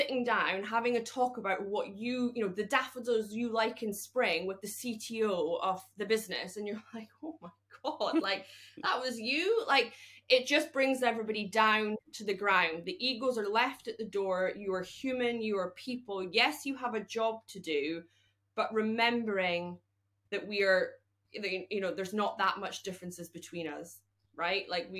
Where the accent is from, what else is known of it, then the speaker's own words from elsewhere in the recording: Scotland, United Kingdom; as a Scottish woman